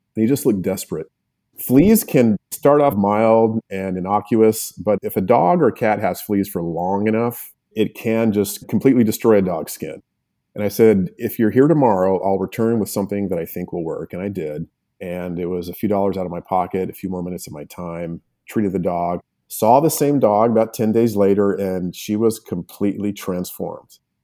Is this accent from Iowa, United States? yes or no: no; Albuquerque, New Mexico, United States; also born or lived in Los Angeles; I am a native New Mexican